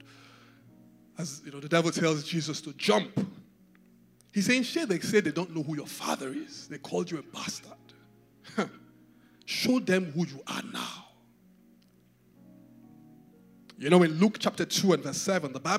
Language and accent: English; Benin City, Edo, Nigeria; moved away; I grew up in Benin